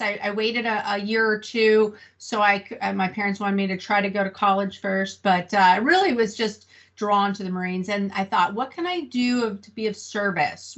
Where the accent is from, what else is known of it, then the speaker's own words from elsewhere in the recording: Santa Rosa, California, United States; moved away as an adult; also born or lived in Camp Pendleton; now in Fallbrook, United States; I was born and raised in Northern California in Sonoma County in a, a, town called Santa Rosa